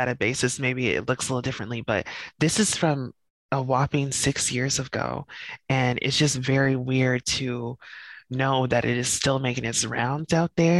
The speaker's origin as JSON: {"language": "English", "town": "Denver", "region": "Colorado", "country": "United States", "tie": "born or raised there", "also_born_or_lived": "Greeley, Colorado", "moved": "as an adult", "lives_now": "Newark, United States", "said": "Growing up, we lived in the Park Hill neighborhood, which is a middle class, upper middle class neighborhood in Denver"}